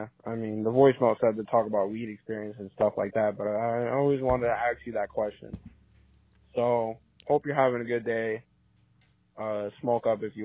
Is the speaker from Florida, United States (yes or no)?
no; Long Island, New York, United States; I'm from Long Island, New York